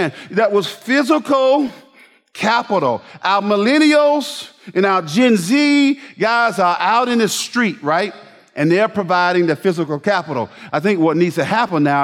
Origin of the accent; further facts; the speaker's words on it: Bainbridge, Georgia, United States; I grew up in Bainbridge, Georgia.